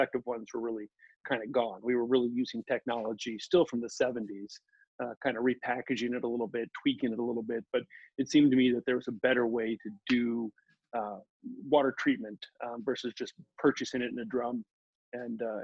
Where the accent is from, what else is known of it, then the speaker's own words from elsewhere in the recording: Omaha, Nebraska, United States; moved away as an adult; also born or lived in St. Louis, Missouri; Grew up in Omaha, Nebraska, ended up going to University of Nebraska